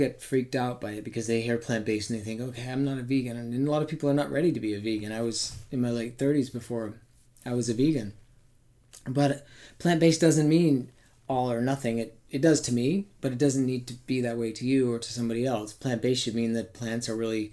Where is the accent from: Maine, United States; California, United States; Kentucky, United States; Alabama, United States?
Maine, United States; I grew up in Maine, so we had real seasons.